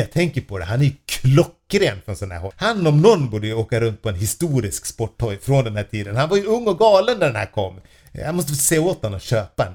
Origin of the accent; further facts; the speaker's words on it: Falun, Dalarna County, Sweden; moved away; där jag eh, var uppvuxen